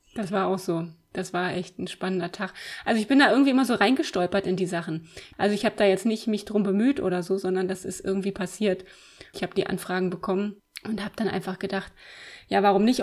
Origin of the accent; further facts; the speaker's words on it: Eisenhüttenstadt, Brandenburg, Germany; ich bin 1979 geboren in Eisenhüttenstadt. Das ist ganz im Osten der Republik an der polnischen Grenze. Die erste sozialistische Stadt. Bin also in der DDR aufgewachsen.